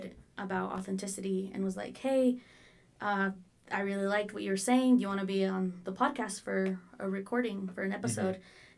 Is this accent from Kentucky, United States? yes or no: no; Salt Lake City, Utah, United States; I'm fucking Rose Park. But it's kind of weird because I grew up in the Boys and Girls Club that was in Glendale. So, like, I had both